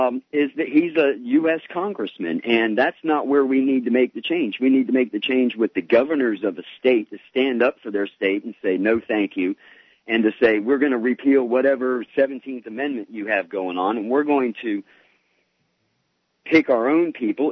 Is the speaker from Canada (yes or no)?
no; the South, Southern United States, United States; I'm a Southerner